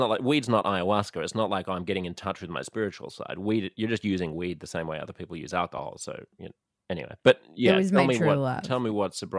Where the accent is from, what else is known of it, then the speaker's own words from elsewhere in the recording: Australia; moved away; He's like, you have an accent. I was like, yeah. Where are you from? I was like, Australia.